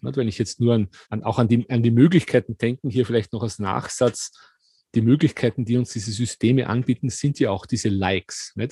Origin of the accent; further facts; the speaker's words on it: Austria; in Österreich, wo ich aufgewachsen bin